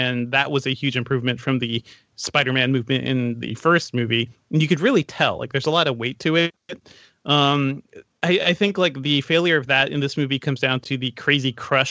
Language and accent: English; Guyana; want to throw a special shout out to Letitia Wright, who's having an amazing year and is also from my home country.